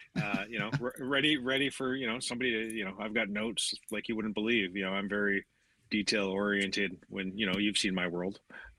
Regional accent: Canada; we're both Canadian

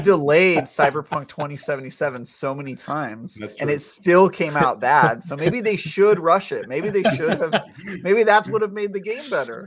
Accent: East Bay, Northern California, United States; I grew up in uh, East Bay, NorCal

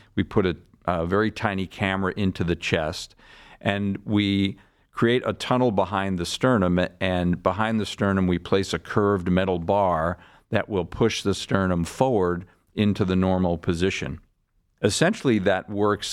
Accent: Larchmont, New York, United States; moved away as an adult; also born or lived in Boston; now in Cleveland, United States; I'm from uh, a town outside of New York City called Larchmont, New York. That's where I grew up

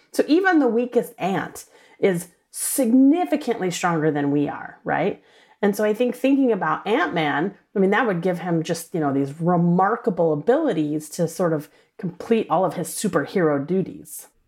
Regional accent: New Orleans, Louisiana, United States; I grew up in New Orleans, Louisiana

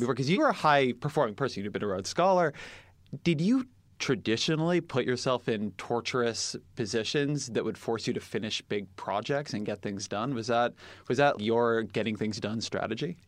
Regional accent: Irvine, California, United States; I'm from Irvine

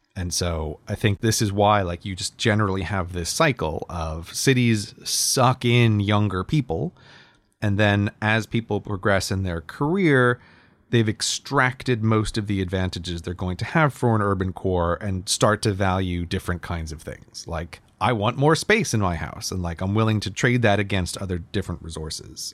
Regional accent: United States; now in United Kingdom; I'm American

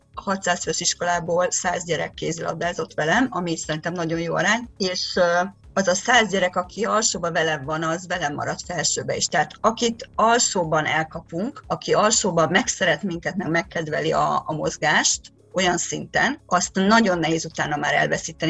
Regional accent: Hungary; moved away as an adult; now in Budapest, Hungary; egy vidék kiskolából egy 3000 fős faluból származom

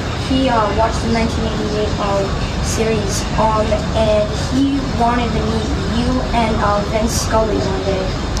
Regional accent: Denver, Colorado, United States; I'm from Denver, Colorado

